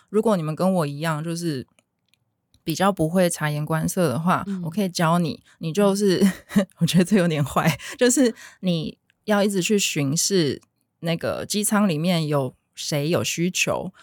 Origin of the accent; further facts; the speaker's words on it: Taiwan; 我们台湾人比较直来直往